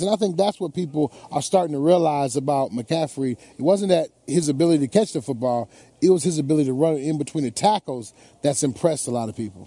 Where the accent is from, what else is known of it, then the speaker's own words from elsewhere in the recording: Detroit, Michigan, United States; my hometown